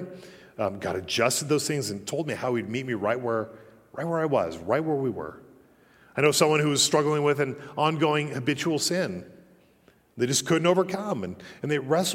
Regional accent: Colorado, United States; moved away; also born or lived in Utah; growing up in Colorado

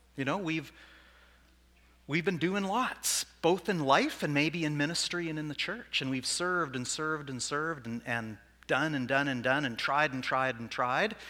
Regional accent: Saskatoon, Saskatchewan, Canada; I'm not from Swift Current, I'm from Saskatoon.

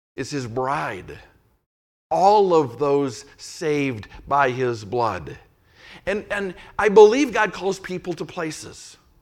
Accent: Saint Paul, Minnesota, United States; moved away; I was a little guy growing up in the Catholic Church when, when the Holy Spirit was cooking in South, Southern California, but directly or indirectly, that Catholic Church in Saint Paul, Minnesota caught that spirit.

